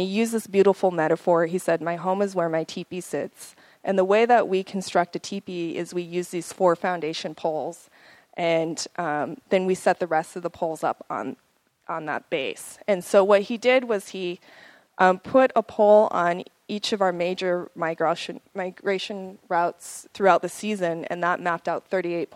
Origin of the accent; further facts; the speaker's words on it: Crow Indian Reservation, Montana, United States; also born or lived in Bozeman, Montana; I grew up on the Crow Indian Reservation, which is located in Montana